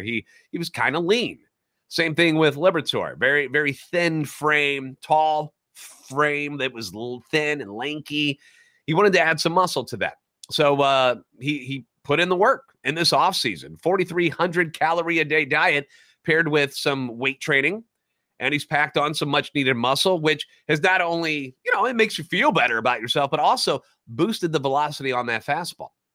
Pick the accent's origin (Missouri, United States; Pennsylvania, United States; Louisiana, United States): Missouri, United States; St. Louis; Born and raised in the Lou, and a lifetime Cardinals fan